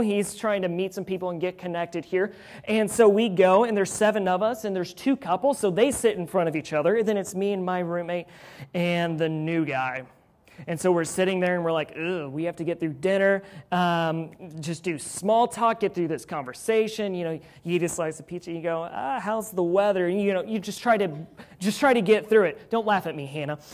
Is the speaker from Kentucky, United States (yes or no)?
yes; Louisville, Kentucky, United States; I'm from Louisville